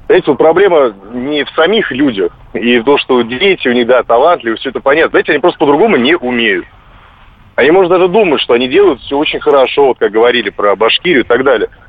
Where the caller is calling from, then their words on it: Vladimir, Vladimir Oblast, Russia; Здравствуйте, я из Владимира беспокою.